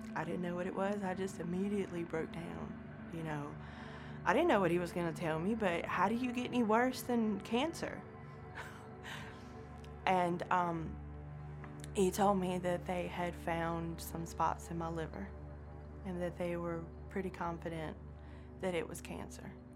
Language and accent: English; Danville, Virginia, United States; I grew up in Virginia, uh, born at the Danville Hospital, but we lived out in the county. We lived in a little community called Spring Garden